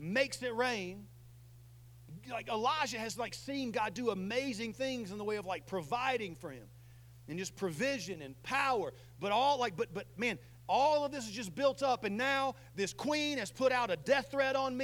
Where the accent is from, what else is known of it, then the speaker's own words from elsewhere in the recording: the South, United States; I'm from the South